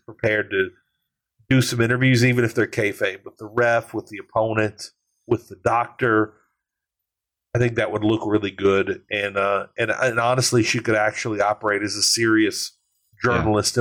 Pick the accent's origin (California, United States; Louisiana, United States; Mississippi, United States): Louisiana, United States; I'm from Louisiana. We embrace pettiness. We're a petty state